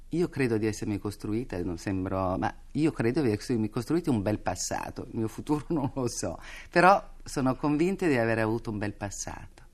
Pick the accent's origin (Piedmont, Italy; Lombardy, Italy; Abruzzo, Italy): Piedmont, Italy; Turin; E io poi ero torinese e da torinese